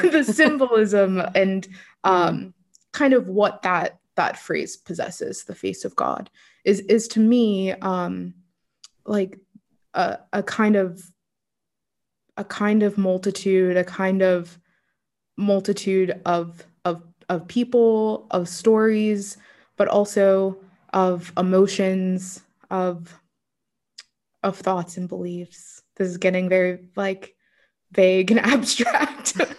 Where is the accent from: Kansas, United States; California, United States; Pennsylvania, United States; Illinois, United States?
Pennsylvania, United States; Pittsburgh; also born or lived in Los Angeles / Florida; from the age of around six and on i was raised in pittsburgh